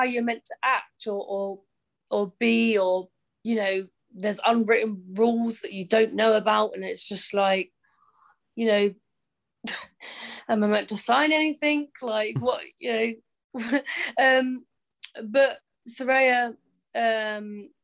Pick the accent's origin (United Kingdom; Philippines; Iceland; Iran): United Kingdom; Cambridge, East of England; I was a Cambridge girl. I was, you know, born and bred in Cambridge.